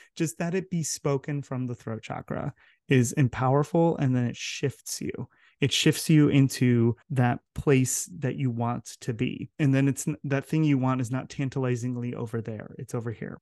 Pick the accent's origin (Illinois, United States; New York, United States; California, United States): California, United States; Southern; moved away as an adult; also born or lived in Santiago, Chile / Utah; I grew up in Southern California